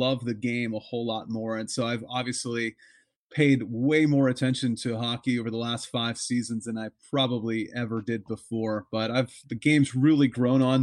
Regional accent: Pittsburgh, Pennsylvania, United States; now in Nashua, United States; I grew up in the Pittsburgh, Pennsylvania area

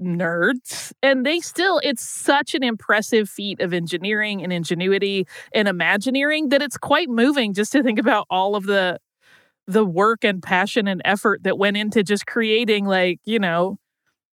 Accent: Gulf Coast, United States; I grew up on the Gulf Coast

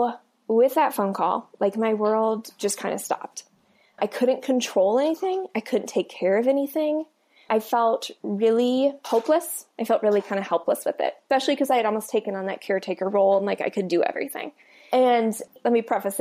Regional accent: Iowa, United States; moved away as an adult; also born or lived in Colorado; I grew up in Iowa, Midwest

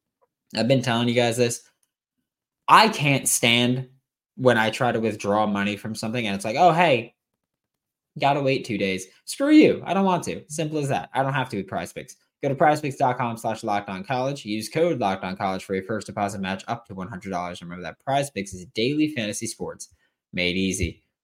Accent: Queens, New York, United States; I'm from Queens as well, so I would like to get a little bit of Queens flavor on the roster there.

